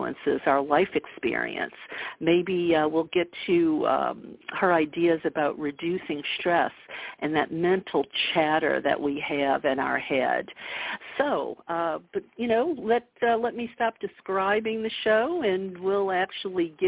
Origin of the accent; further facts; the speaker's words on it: the South, United States; I'm from the South.